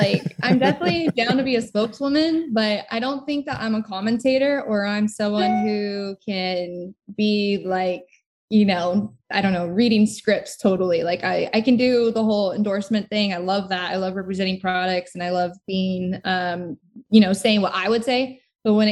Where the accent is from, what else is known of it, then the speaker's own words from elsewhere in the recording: United States; as an American